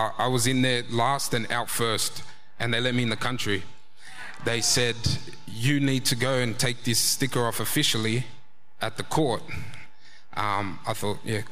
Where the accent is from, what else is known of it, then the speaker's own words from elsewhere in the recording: Australia; I'm fully Australian